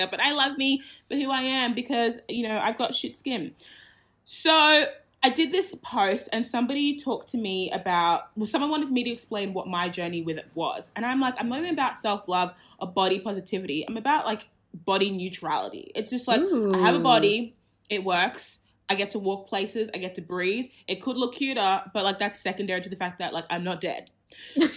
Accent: Australia; I was born in Australia

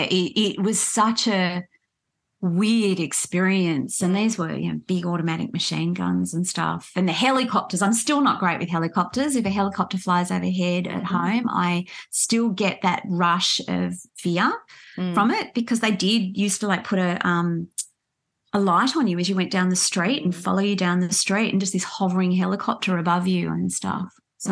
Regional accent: Australia; And I'd say, well, in the context in which you're asking me, I'm Australian.

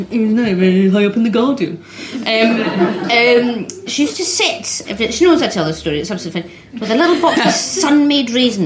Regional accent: Glasgow, Scotland, United Kingdom; So I grew up in the West End. not by choice, that's where I was born.

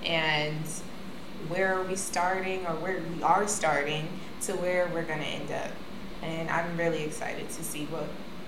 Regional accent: Lancaster, California, United States; I was raised in Lancaster, California, which is the AV.

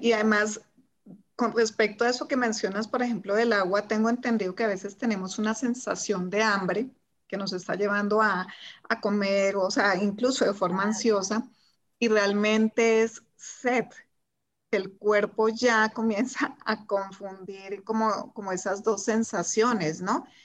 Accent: Colombia; also born or lived in Germany; soy de Colombia, vivo en Colombia, acá no tenemos estaciones

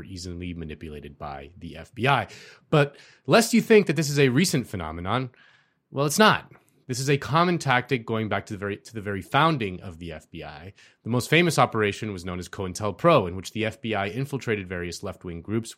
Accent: Miami, Florida, United States; my hometown of Miami

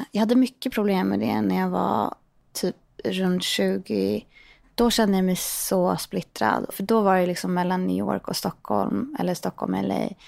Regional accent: Portugal; Nej, men vi växte upp i Portugal och hit och dit.

